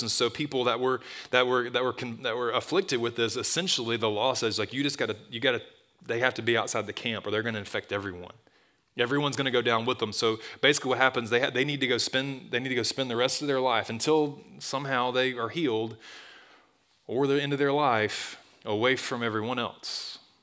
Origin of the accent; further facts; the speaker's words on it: Tuscaloosa, Alabama, United States; I grew up in Tuscaloosa. It's my hometown. I was gone for a long time. I'm back